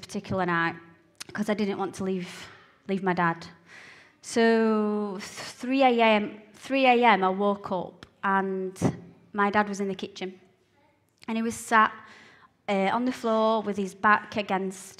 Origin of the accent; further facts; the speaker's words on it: Blantyre, Scotland, United Kingdom; I was born in a little village called Blantyre in Scotland, just outside of Glasgow